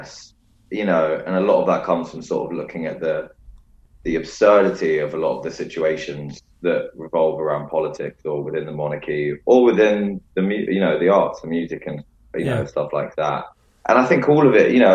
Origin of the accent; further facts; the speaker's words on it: London, United Kingdom; growing up in London